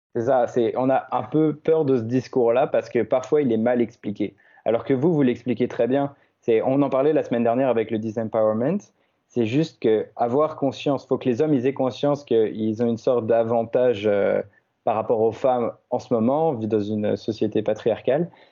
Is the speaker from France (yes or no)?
yes; France; now in Canada; mon pays d'origine, la France